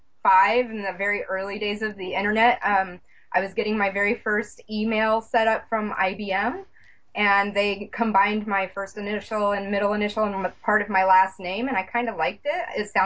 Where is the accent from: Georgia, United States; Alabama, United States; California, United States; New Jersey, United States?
Georgia, United States; Atlanta; born there; now in Bellevue, United States; I lived in Atlanta. I was born in Atlanta. I've kind of been all over the place.